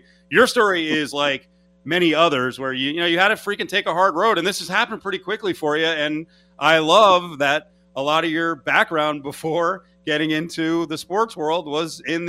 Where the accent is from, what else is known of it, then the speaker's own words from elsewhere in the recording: Northeast, United States; and I'm from the Northeast